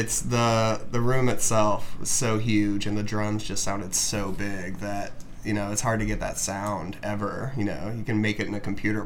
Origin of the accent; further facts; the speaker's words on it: Alabama, United States; now in Los Angeles, United States; I grew up in Alabama in the South